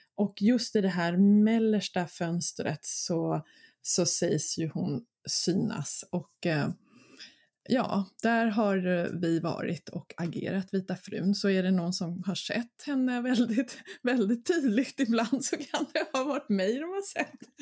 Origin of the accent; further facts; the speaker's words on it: Mörby castle ruin area, Stockholm County, Sweden; Det är mina hemtrakter. Eh, där var jag väldigt mycket som barn